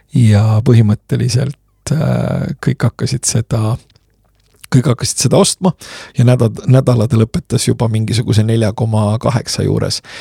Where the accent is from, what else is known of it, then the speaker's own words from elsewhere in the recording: Estonia; sündisin Nõukogude Eestis, kus äh, sellel ajal, kui ma hakkasin kooli minema